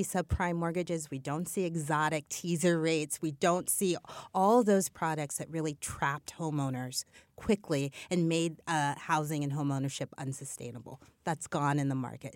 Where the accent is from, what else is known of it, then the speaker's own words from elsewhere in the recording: Midwest, United States; I'm a Midwesterner